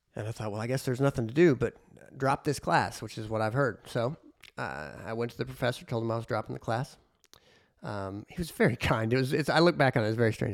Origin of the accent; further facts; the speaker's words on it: near Southeastern Illinois College, United States; Southeastern Illinois College, a junior college outside of, uh, my hometown